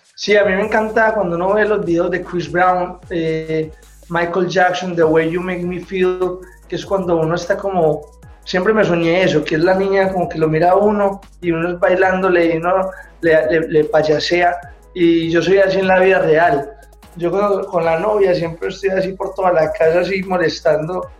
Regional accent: Medellín, Antioquia, Colombia; yo vengo de Medellín

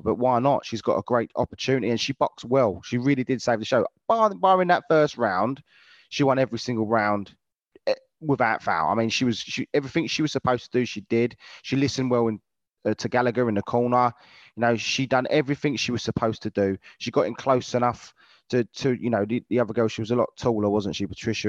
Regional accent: London, United Kingdom; I was born in Lewisham myself

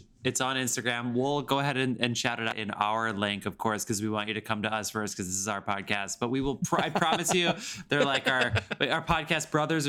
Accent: United States; I'm American

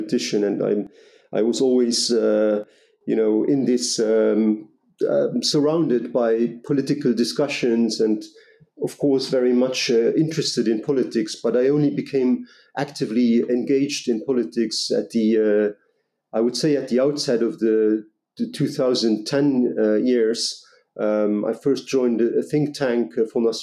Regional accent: Luxembourg; I'm a Luxembourg national. I'm born and raised in Luxembourg.

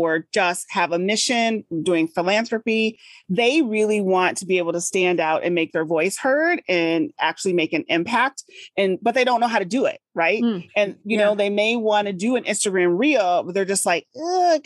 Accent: Midwest, United States; also born or lived in Massachusetts; I'm here in the Midwest

